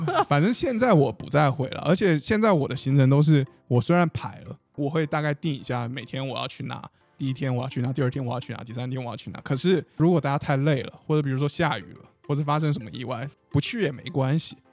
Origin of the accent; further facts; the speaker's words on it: Taiwan; 因为我在台湾长大就不会觉得看海是一件非常难或很了不起的事情